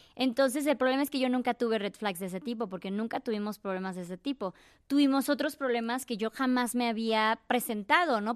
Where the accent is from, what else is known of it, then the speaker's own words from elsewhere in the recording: Chiapas, Mexico; moved away; soy de Chiapas, tengo 36 años, soy viajera